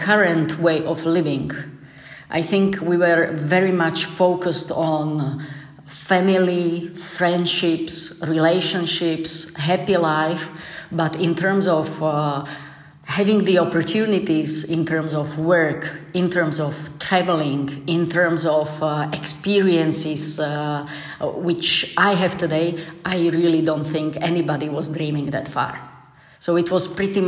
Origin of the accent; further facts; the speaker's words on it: Slovakia; I grew up in Slovakia, as you mentioned, in the mountainous area.